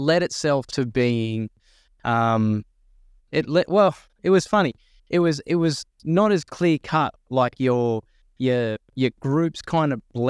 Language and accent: English; Narara, New South Wales, Australia; I grew up in Narara on the Central Coast, and it was a state school, like a high school, and pretty healthy Aboriginal population as well.